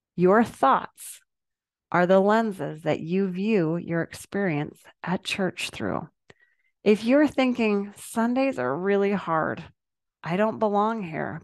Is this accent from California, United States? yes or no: no; Salt Lake City, Utah, United States; Growing up in Salt Lake City, we always went to church together as a family